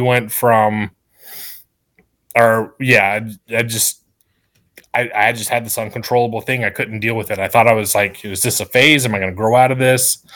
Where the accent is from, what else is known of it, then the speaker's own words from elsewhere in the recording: Sumter, South Carolina, United States; also born or lived in New Mexico; I'm basically from Sumter at this point. I've lived here since I was 6 years old